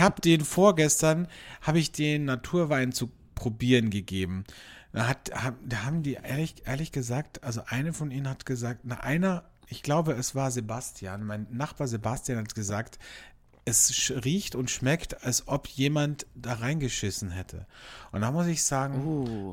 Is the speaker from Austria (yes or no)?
yes; Austria; bei uns in Österreich